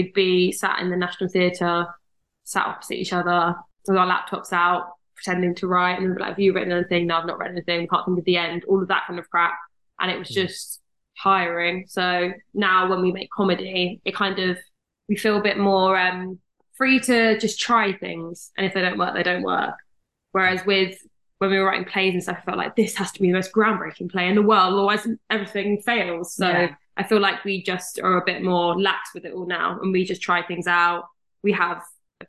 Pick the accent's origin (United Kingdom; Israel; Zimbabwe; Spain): United Kingdom; Surrey, South East England; I am from Surrey